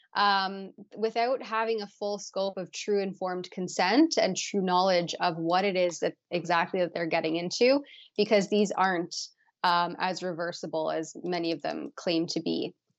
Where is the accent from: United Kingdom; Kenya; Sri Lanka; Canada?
Canada; as a Canadian